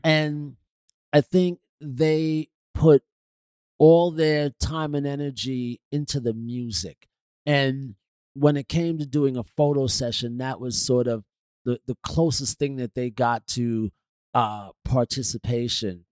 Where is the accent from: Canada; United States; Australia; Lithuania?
United States; New York City, New York; I was from Queens